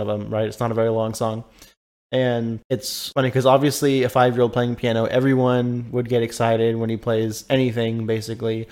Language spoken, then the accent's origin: English; California, United States; moved away; I grew up in California, so I have a lot of family that live in that area